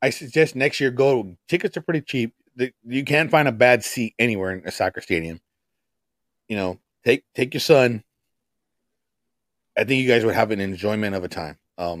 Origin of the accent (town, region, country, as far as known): Los Angeles area, California, United States; born or raised there; now in Orlando, United States